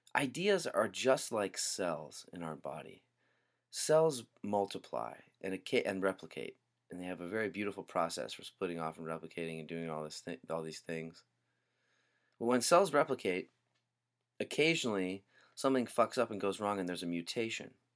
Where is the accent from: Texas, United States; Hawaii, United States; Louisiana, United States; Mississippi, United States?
Hawaii, United States; Growing up in Hawaii